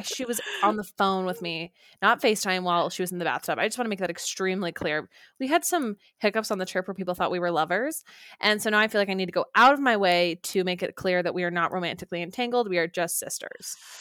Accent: Orem, Utah, United States; moved away; home to Orem, Utah

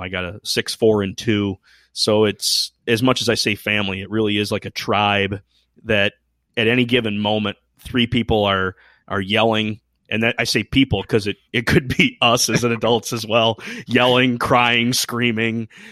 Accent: Michigan, United States; I hail from Michigan, uh, on the west side, So more of the Lake Michigan side as opposed to the Huron

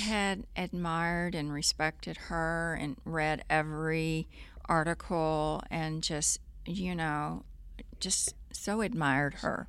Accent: Corpus Christi, Texas, United States; moved away; in Corpus growing up, I, uh, if I wasn't sailing every day, I was riding a horse

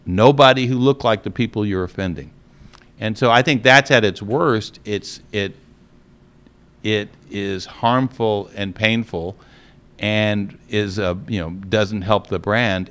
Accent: Los Angeles, California, United States; now in Atlanta, United States; I was growing up in Los Angeles, California, close to the movie industry

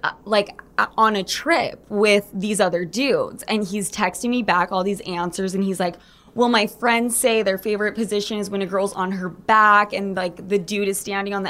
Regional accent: Draper, Utah, United States; moved away as an adult; also born or lived in New York; I grew up in Salt Lake City, Draper.

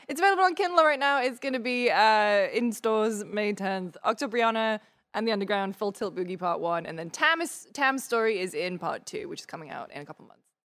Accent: United Kingdom; I'm very British

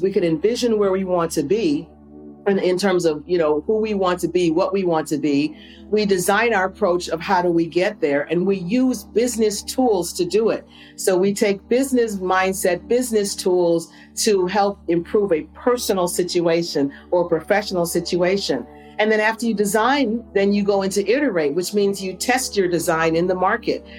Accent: Phoenix, Illinois, United States; I was born and raised in a small town right south of Chicago. It's called Phoenix, Illinois.

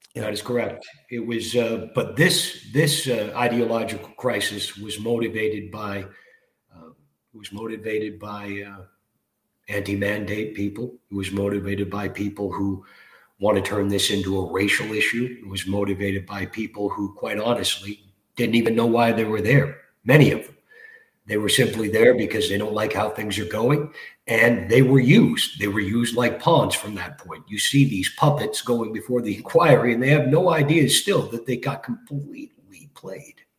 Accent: Toronto, Ontario, Canada; I grew up in Scarborough as a little kid

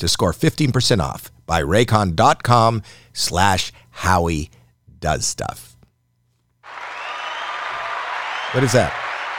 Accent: Canada

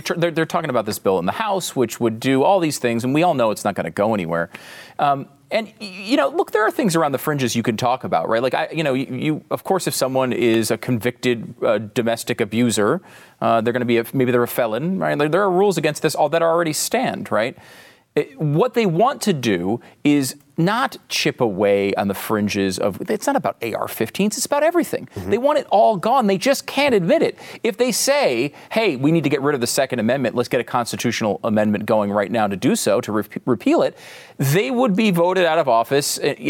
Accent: Connecticut, United States; I grew up in Connecticut, okay? No one I knew, I can't think of anybody that I knew that had guns or was a gun person.

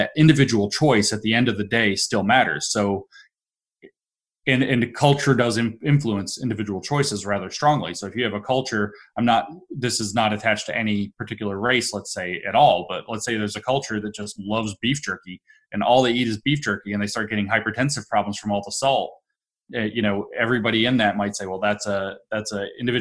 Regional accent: the South, United States; now in Appalachia, United States; growing up in the South

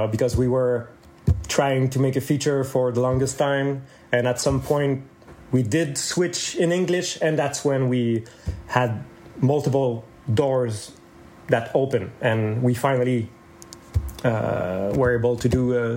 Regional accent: Laval, Quebec, Canada; moved away; also born or lived in Saint-Eustache, Quebec; I'm from Laval

